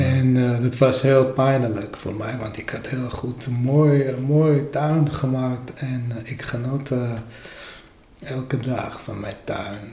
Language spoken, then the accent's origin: Dutch; Armenia; Dutch is a second language; moved away as an adult; now in Netherlands; bij ons in Armenië